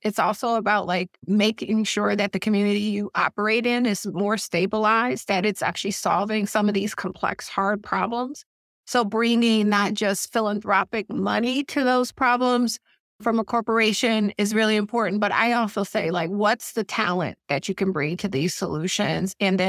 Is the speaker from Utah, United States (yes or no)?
no; Detroit, Michigan, United States; moved away; I grew up in Detroit.